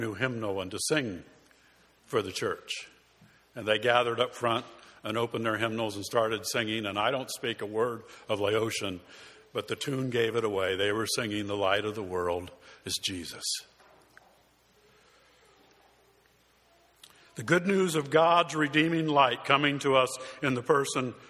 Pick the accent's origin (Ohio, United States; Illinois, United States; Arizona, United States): Arizona, United States; Tucson; moved away; my hometown of Tucson, Arizona